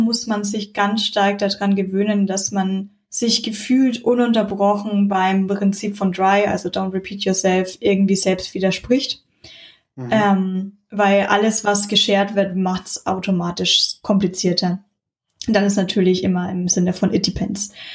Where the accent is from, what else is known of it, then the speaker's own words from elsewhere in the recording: Munich, Bavaria, Germany; bin aus München